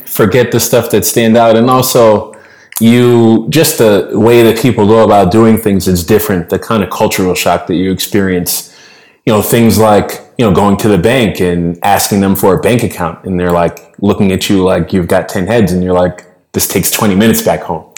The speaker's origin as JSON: {"language": "English", "town": "Boston", "region": "Massachusetts", "country": "United States", "tie": "born or raised there", "moved": "as an adult", "lives_now": "Loja, Ecuador", "said": "born and raised in Boston."}